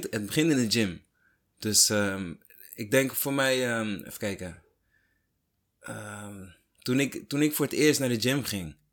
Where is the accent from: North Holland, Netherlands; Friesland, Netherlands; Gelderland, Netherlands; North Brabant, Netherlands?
Gelderland, Netherlands; Ede; ik kom uit Ede.